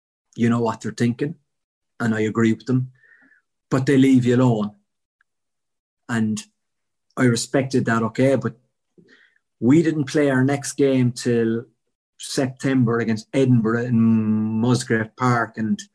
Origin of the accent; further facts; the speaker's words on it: Cork, Munster, Ireland; I'm from Cork